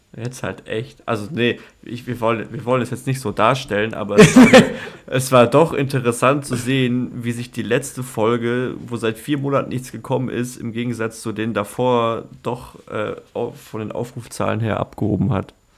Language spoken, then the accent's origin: German; Donaueschingen / Waldhilsbach, Baden-Württemberg, Germany; ich war neun oder zehn, als wir umgezogen sind